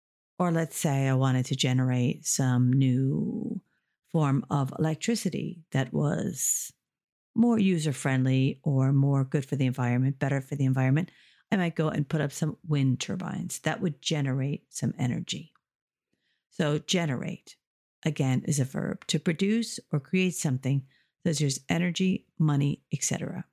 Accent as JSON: {"language": "English", "country": "United States", "moved": "as an adult", "lives_now": "Ireland", "said": "I'm from the United States, but I've been living in Ireland for over 30 years. So sometimes I have a mix of American vocabulary and Irish and or British vocabulary."}